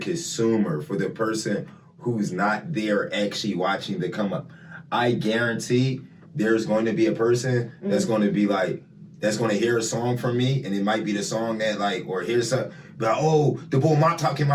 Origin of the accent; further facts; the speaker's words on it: Philadelphia, Pennsylvania, United States; I'm from Philly